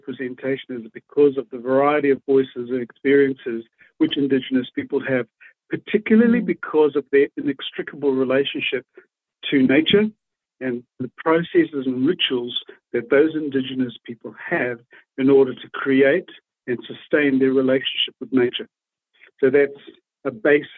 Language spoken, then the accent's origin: English; Waikato, New Zealand